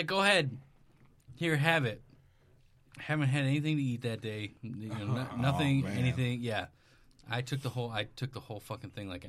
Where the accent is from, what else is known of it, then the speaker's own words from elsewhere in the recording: Wisconsin, United States; moved away; I'm originally from Wisconsin.